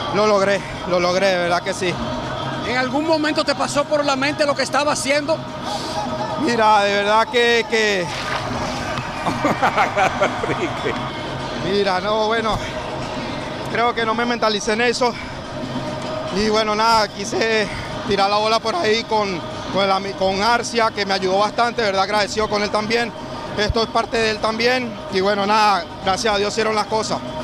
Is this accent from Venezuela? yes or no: yes; Venezuela; representar mi país